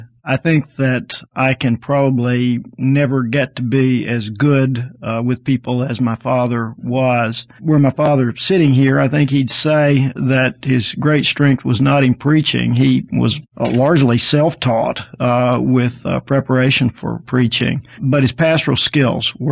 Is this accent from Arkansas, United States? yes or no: yes; Arkansas, United States; moved away as an adult; now in Alabama, United States; I grew up in Arkansas